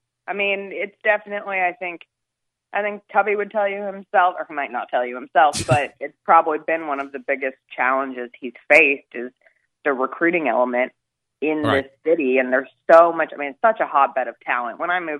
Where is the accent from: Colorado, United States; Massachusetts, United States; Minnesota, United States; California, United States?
Colorado, United States; Denver; now in Memphis, United States; I grew up in Denver, Colorado